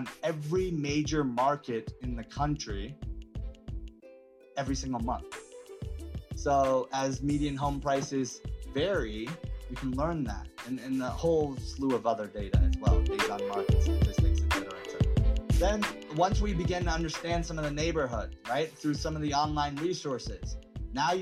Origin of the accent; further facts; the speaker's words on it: Atlanta, Georgia, United States; I'm from Atlanta